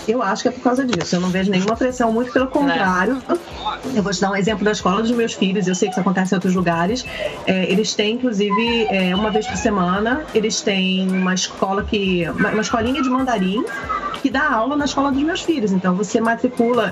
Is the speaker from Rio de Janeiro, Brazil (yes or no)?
yes; Rio de Janeiro, Brazil; now in Vancouver, Canada; nós todas viemos do Rio